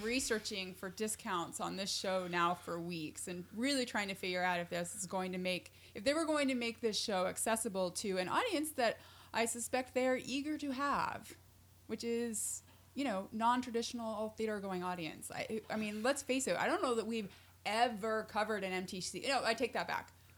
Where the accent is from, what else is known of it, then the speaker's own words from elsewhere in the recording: Utah, United States; I'm from Utah